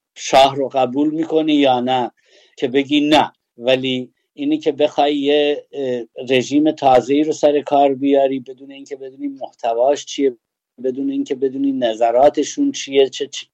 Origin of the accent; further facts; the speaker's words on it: Sanandaj, Kurdistan, Iran; ما کردیم یا اهل سنندجیم